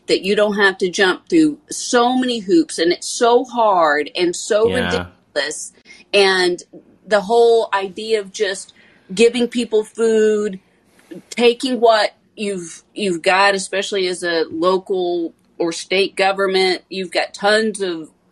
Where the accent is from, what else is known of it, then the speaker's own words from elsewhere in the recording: Tennessee, United States; I'm from Tennessee